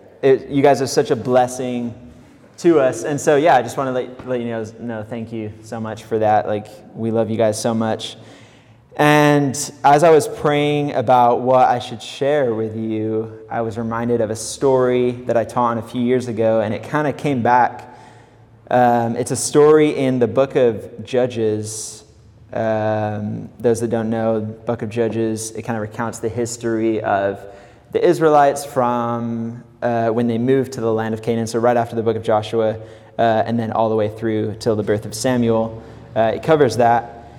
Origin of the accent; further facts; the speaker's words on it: Mexico; accent: California; moved away as an adult; also born or lived in England; I'm originally from England. I kind of have a California accent. I don't know why. I moved to Mexico when I was 8 years old. I grew up there most of my childhood, up until I was about 19. I moved back to England